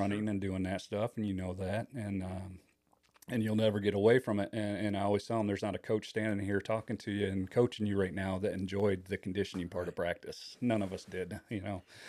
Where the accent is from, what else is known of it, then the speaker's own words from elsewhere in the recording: Kalamazoo, Michigan, United States; moved away as an adult; now in Indiana, United States; I was born and raised in the Kalamazoo, Michigan area